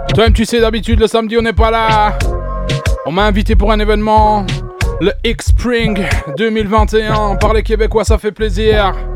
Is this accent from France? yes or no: no; Belgium; je viens tout droit de la Belgique.